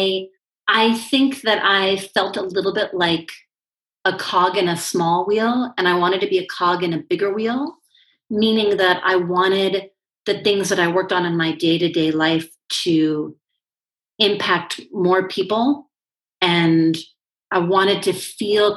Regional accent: Washington, District of Columbia, United States; I grew up in Washington, D.C., so the political capital of the United States.

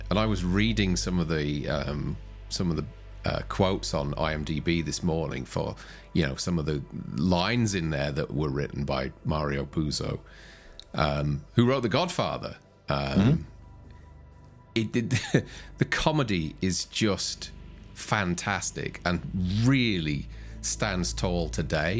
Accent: United Kingdom; as a Brit

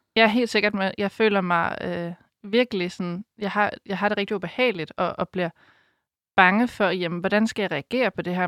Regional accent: Denmark; moved away; Jeg kommer op fra Geleje, hvor jeg boede i en lille landsby

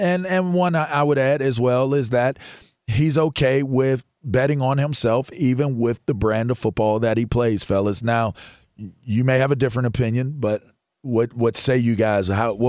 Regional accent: Pittsburgh, Pennsylvania, United States; I'm from Pittsburgh.

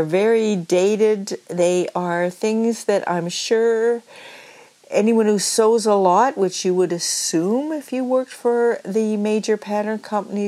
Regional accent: Nova Scotia, Canada; I'm from Nova Scotia

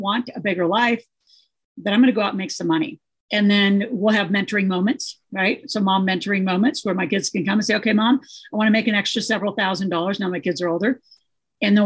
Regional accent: Nebraska, United States; I grew up in Nebraska

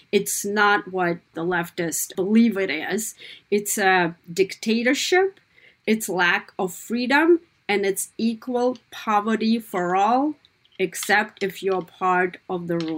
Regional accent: Kazakhstan; now in United States; What was it like growing up in Kazakhstan? I'll tell you this, it was very different than what I'm watching right now my American children growing up

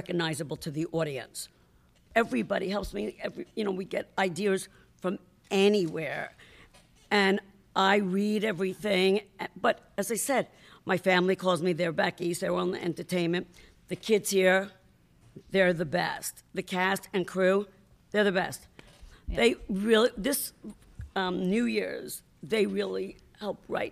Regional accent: New York, United States; I'm from New York

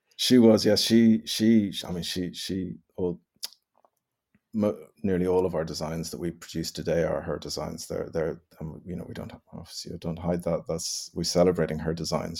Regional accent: Northern Ireland, United Kingdom; I was born and bred in Ireland, I, I don't have any Irish blood in me, per se

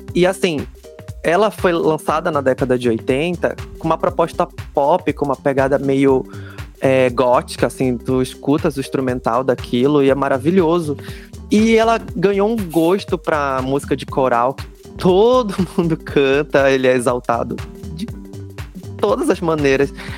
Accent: Pará, Brazil; o único paraense no meio de três mineiros

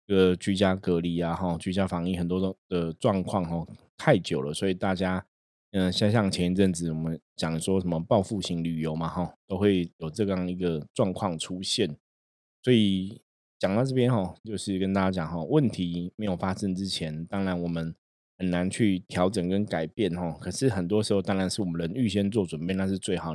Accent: Taiwan; 我们台湾的朋友，每个人都会说中文

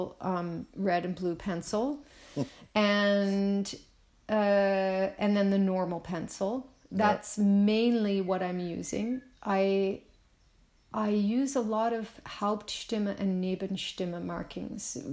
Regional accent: Nova Scotia, Canada; a Canadian who grew up in the countryside in Nova Scotia, which is a peninsula

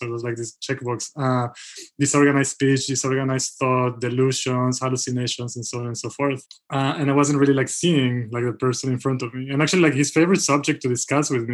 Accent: Israel; moved away; also born or lived in Mexico; I grew up in Israel, by the way. So I'm Israeli and Mexican. But I grew up most of my formative years in Israel, and I went to university there.

